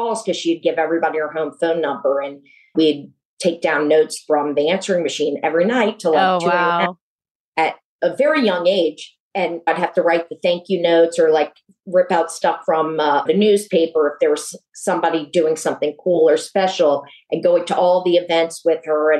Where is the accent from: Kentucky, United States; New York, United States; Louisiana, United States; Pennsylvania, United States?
Louisiana, United States; New Orleans; I grew up in New Orleans and grew up with a large family of strong women